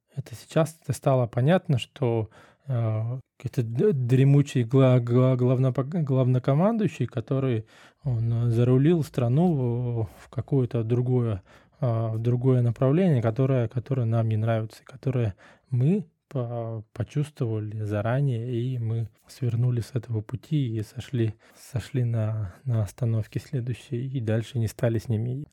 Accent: Russia; moved away as an adult; мы из России, мы из той страны

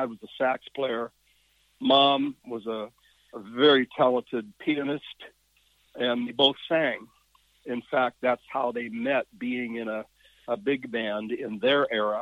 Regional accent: Yakima Valley, Washington, United States; My formative years were actually in the Yakima Valley, if you know Washington State at all.

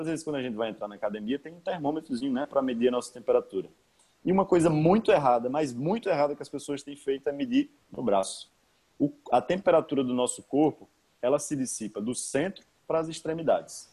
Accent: Paraíba, Brazil; moved away as an adult; also born or lived in Rio Grande do Sul; eu sou eu sou natural da Paraíba, eu tô falando aqui direto da Paraíba

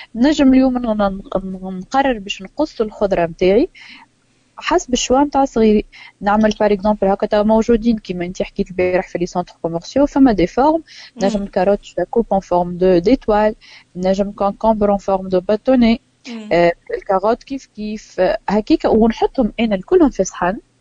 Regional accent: Tunisia; ماكلتنا التونسيه

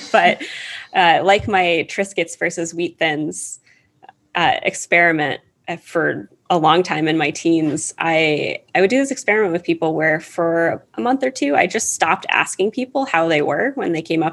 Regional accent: Ohio, United States; first language English; I'm from the US. I was born and raised in Ohio

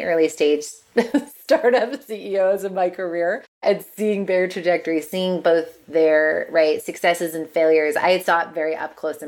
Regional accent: Massachusetts, United States; I'm a prude from Massachusetts.

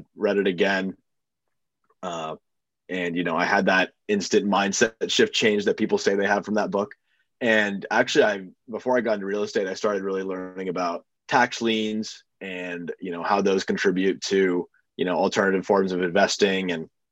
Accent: Boston, Massachusetts, United States; moved away; also born or lived in Purdue, Indiana; I'm from Boston.

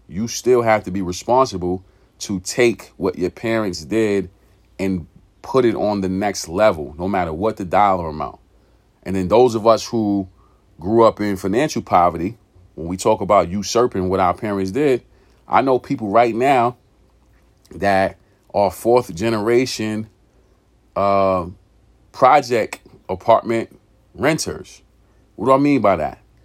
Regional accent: New York City, New York, United States; moved away as an adult; also born or lived in California; growing up in that environment, growing up in East New York, pink houses, uh, in the eighties, nineties

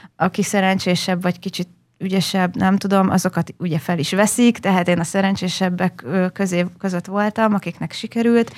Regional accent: Hosszúhetény, Baranya, Hungary; also born or lived in Budapest / Pécs; én hosszú egy nőttem fel

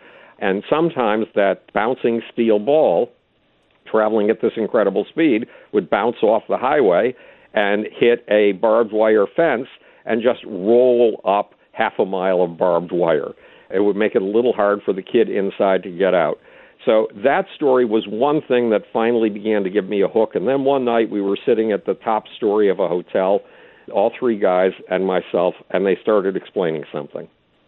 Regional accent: Buffalo, New York, United States; I'm a Jewish atheist from Buffalo, New York, not from Texas.

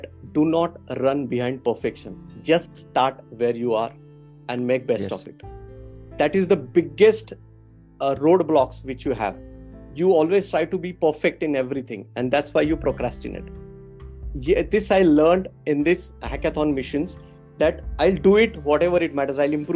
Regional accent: Pune, Maharashtra, India; I'm basically from Pune.

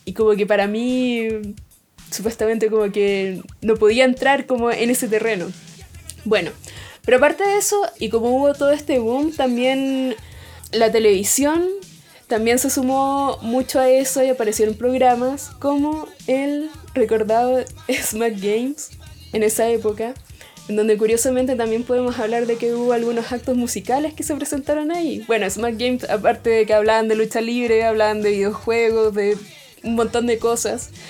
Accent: Chile; ya que somos de Chile

